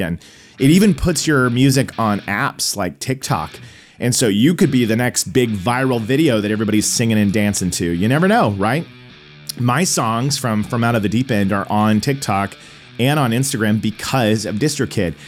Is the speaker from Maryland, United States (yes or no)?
no; Tulsa, Oklahoma, United States; moved away as an adult; also born or lived in Illinois; now in Los Angeles, United States; I went back to, uh, Tulsa, Oklahoma, my hometown.